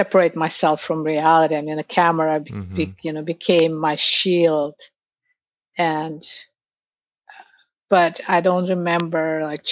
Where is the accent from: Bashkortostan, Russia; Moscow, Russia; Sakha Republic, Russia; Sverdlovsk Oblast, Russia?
Bashkortostan, Russia; Ufa; moved away as an adult; now in New York City, United States; in Russia, I'm from Ufa. It's the capital of Bashkortostan, on tip of the Ural Mountains in Russia.